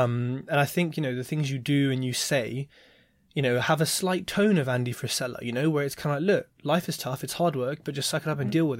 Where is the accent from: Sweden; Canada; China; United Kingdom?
United Kingdom; London; I'm a Londoner